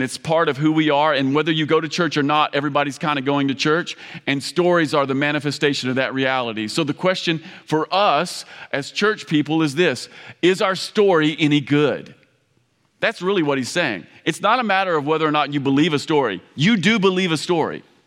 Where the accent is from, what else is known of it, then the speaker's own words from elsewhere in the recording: Campbellsville, Kentucky, United States; I come from Kentucky. Um, we, we're deeply religious in Kentucky.